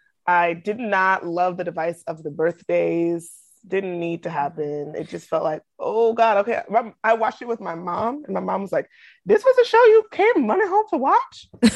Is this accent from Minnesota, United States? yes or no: no; Brooklyn, New York, United States; I'm from Brooklyn.